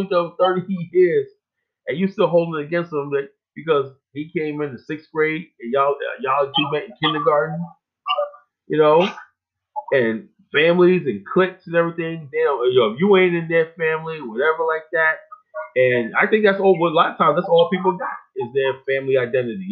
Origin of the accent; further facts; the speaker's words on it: New York, United States; also born or lived in Norfolk, Virginia; now in Virginia, United States; we're from New York